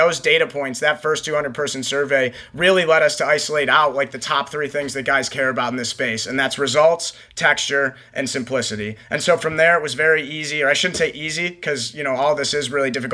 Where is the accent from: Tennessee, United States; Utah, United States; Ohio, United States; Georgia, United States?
Ohio, United States; we're from Ohio